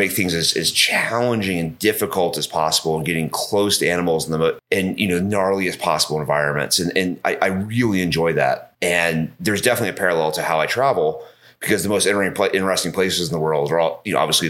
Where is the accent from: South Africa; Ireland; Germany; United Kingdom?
United Kingdom; England; also born or lived in Georgia, United States / London / New York / Los Angeles; I grew up mostly in England.